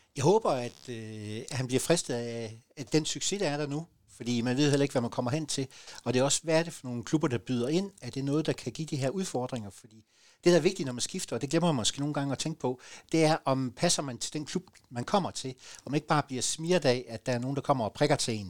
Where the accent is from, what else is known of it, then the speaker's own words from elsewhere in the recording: Southern Jutland, Southern Denmark, Denmark; som sønderjyder øh, og som sønderjyske identitet